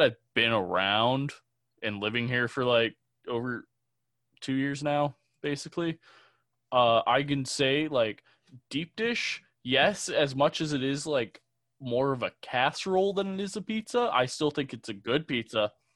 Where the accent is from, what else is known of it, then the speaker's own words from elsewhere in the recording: Illinois, United States; moved away as an adult; now in Chicago, United States; I'm from the Quad Cities